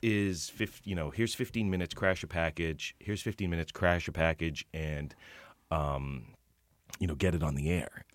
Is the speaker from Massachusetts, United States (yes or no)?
yes; Boston, Massachusetts, United States; I grew up in Boston